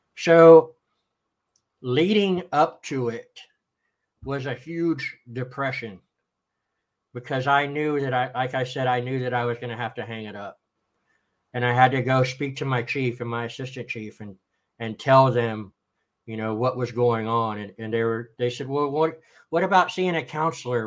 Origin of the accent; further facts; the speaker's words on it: Austin, Texas, United States; Originally, I am from Austin, Texas